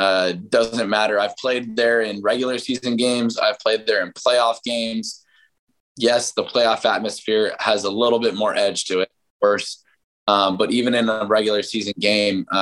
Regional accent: San Diego, California, United States; moved away; I grew up in San Diego

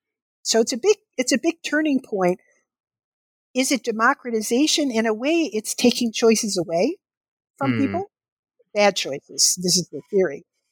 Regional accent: Kentucky, United States; I would remember the doctor's office that I went to as a child growing up in Kentucky.

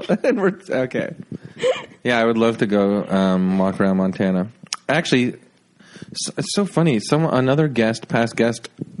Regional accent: Toronto, Ontario, Canada; I was born in Toronto

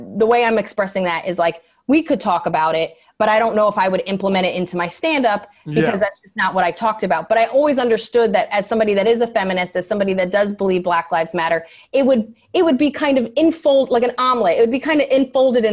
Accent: New York, United States; being a New Yorker

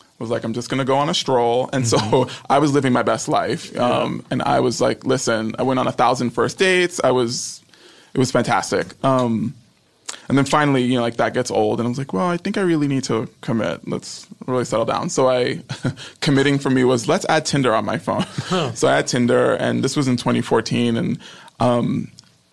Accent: New York, United States; now in Los Angeles, United States; I'm from New York.

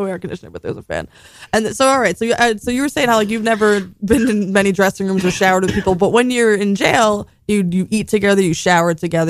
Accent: New York City, New York, United States; I've lived in multiple islands. I'm from Staten Island

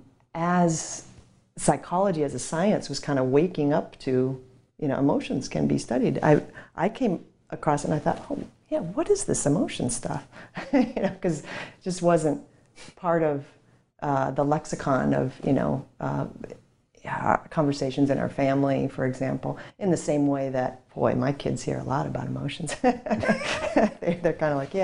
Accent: Minnesota, United States; I grew up in Minnesota in a very stoic Nordic household

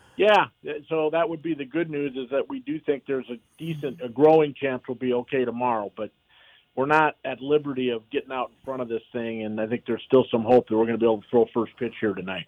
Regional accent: Bismarck, North Dakota, United States; moved away; my hometown of Bismarck, North Dakota

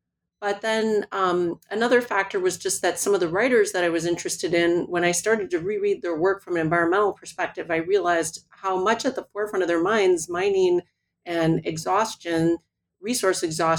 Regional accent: Milwaukee, Wisconsin, United States; So I grew up in Milwaukee, Wisconsin, and spent a lot of time up in the UP as a child in this mining community.

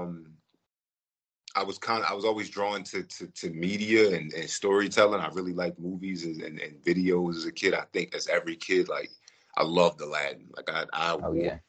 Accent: Philadelphia, Pennsylvania, United States; moved away as an adult; now in Los Angeles, United States; I'm born and raised in Philly.

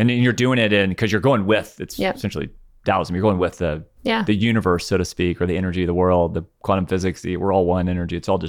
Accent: Nashville, Tennessee, United States; So I grew up Catholic in the South.

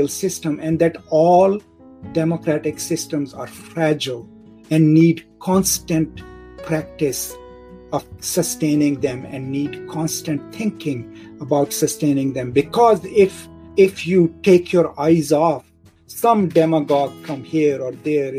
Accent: Pakistan; I'm from Pakistan, right? No Pakistani can ever tell me that I'm not from Pakistan, because the village where my family still lives, we have lived there for more than 1,000 years

